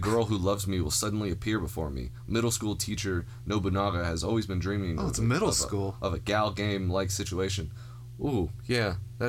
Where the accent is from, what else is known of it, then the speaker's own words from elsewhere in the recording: United States; I'm an American.